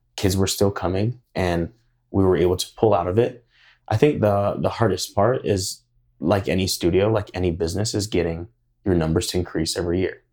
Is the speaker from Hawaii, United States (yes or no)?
yes; Hawaii, United States; now in Idaho Falls, United States; I grew up in Hawaii. I'm also of Hawaiian descent.